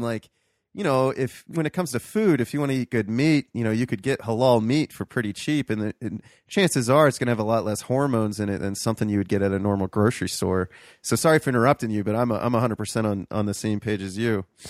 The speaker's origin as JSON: {"language": "English", "town": "Toledo", "region": "Ohio", "country": "United States", "tie": "born or raised there", "also_born_or_lived": "Columbus, Ohio", "said": "growing up in Toledo"}